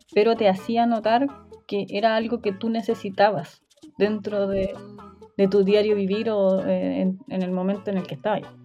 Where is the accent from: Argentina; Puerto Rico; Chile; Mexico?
Chile; northern Chile; soy del norte de Chile